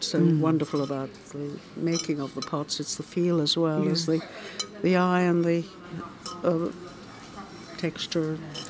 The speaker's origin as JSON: {"language": "English", "country": "Australia", "said": "I'm Australian"}